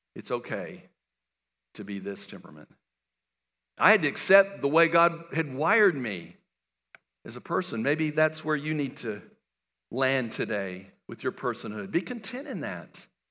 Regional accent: El Paso, Texas, United States; I was born and raised in El Paso, Texas.

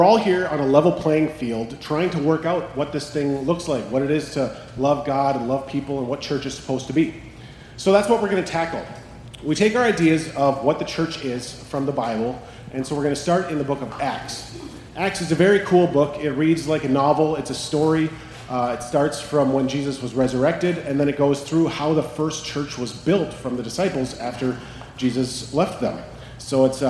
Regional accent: Carlson, Minnesota, United States; born or raised there; also born or lived in St. Paul, Minnesota / Fort Frances, Ontario, Canada

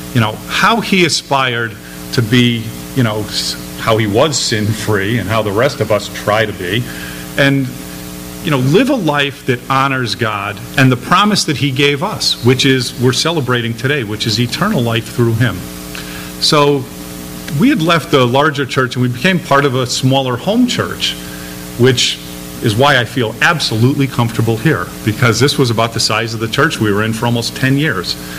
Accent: Seymour, Connecticut, United States; We're from Seymour, Connecticut

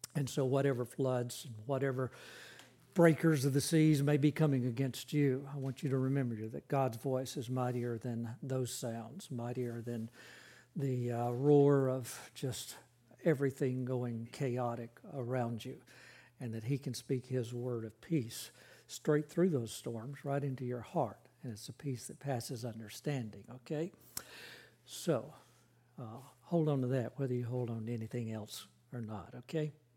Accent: Carrollton, Georgia, United States; moved away; I grew up in Carrollton, Georgia

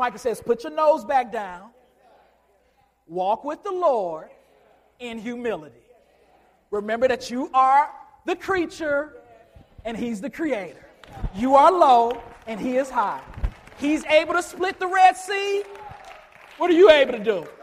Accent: Chicago, Illinois, United States; I'm from Chicago

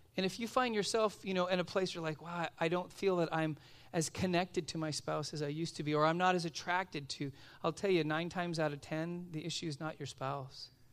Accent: Los Angeles, California, United States; now in Simi Valley, United States; I grew up out in Van Nuys

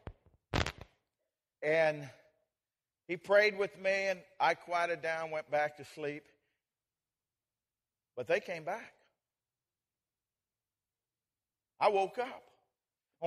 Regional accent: Colorado, United States; When I was just a boy, I grew up in Colorado

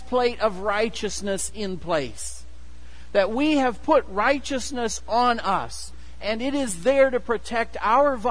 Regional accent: Kewanee, Illinois, United States; moved away; the farm where I grew up, and we had hogs. My hometown, Kewaunee, is actually the hog capital of the world.

